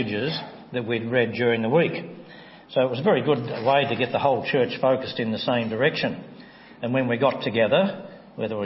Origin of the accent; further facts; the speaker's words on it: Tasmania, Australia; As a young Christian, I grew up in the Church of Christ in Tasmania